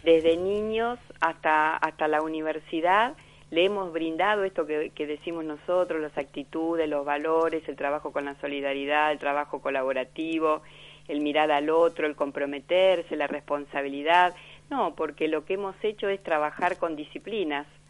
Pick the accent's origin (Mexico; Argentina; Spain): Argentina; como argentinos